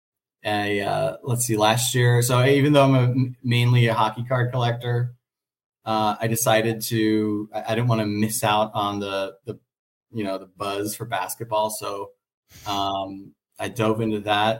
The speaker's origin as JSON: {"language": "English", "town": "Dallas", "region": "Texas", "country": "United States", "tie": "born or raised there", "moved": "yes", "lives_now": "Las Vegas, United States", "said": "Being from Dallas, I grew up in Dallas, Texas"}